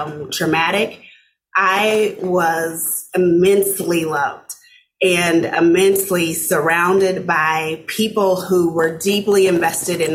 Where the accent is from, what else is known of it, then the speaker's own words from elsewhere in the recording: Arkansas City, Kansas, United States; moved away as an adult; also born or lived in Omaha, Nebraska; now in Minnesota, United States; I grew up in a small town south of Wichita, Kansas, called Arkansas City, Kansas